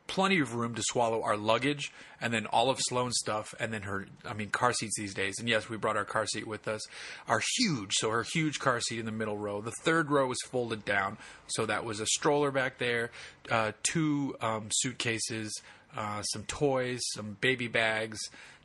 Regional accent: Boston, Massachusetts, United States; also born or lived in Southern California, United States; I'm from Boston and I'm from California, Southern California. So I'm not a gun guy

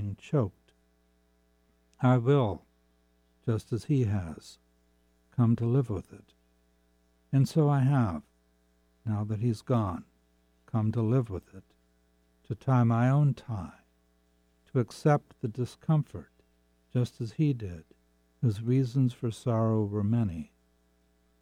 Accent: Seattle, Washington, United States; I grew up in Seattle

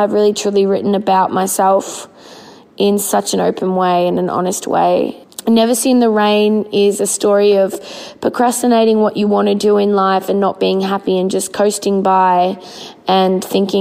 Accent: Melbourne, Victoria, Australia; Melbourne, which is my hometown

